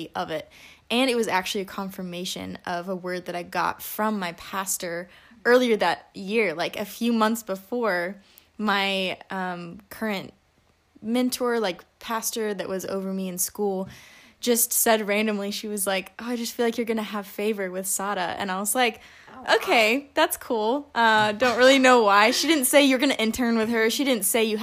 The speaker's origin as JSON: {"language": "English", "region": "Alabama", "country": "United States", "said": "I am from Sweet Home, Alabama."}